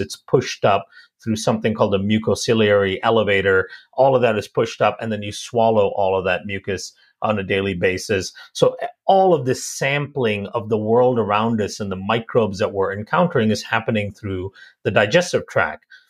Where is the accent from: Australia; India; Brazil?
India; I also was born and raised in India